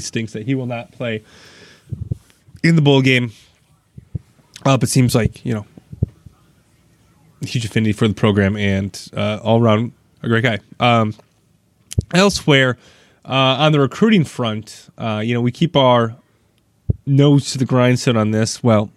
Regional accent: Wisconsin, United States; born and raised in Wisconsin

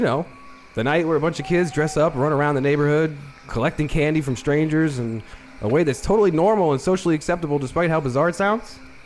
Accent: Annapolis, Maryland, United States; I grew up in Annapolis

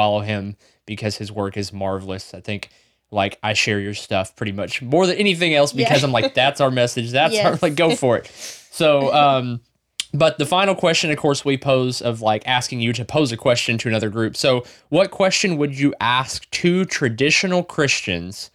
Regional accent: the South, United States; we're from the South

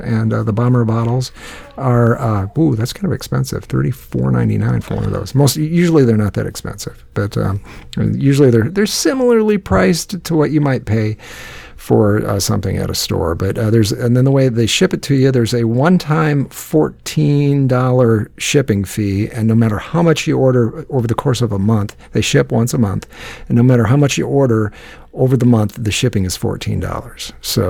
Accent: Iowa, United States; How much were you thinking that truck is worth? Because I'm a picker from Iowa.

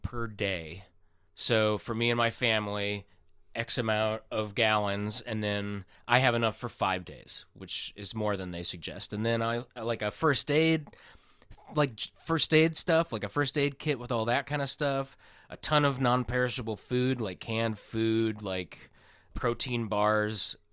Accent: Iowa, United States; now in California, United States; I'm from Iowa, which is closer to Arkansas than where I am now

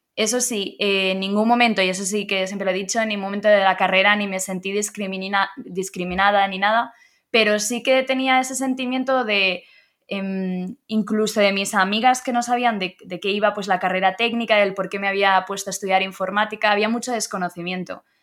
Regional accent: Blanes, Catalonia, Spain; moved away as an adult; now in Madrid, Spain; Nací en Blanes, es un pueblo de costa que está en Girona, así que soy catalana

